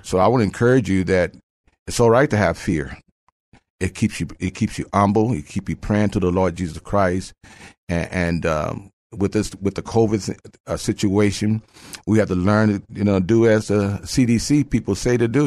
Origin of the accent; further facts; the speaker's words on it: Phoenix, Arizona, United States; moved away as an adult; now in San Antonio, United States; I am, uh, from Phoenix, Arizona. I moved here about thirty-five years ago.